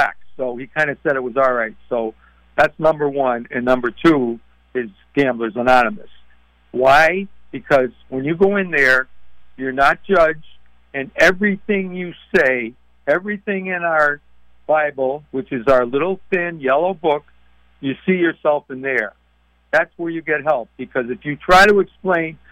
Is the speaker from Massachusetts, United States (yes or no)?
yes; Massachusetts, United States; my home state of the Celtics in Massachusetts